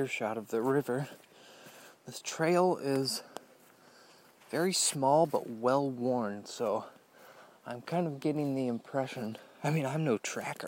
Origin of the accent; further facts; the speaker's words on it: Indiana, United States; growing up in Indiana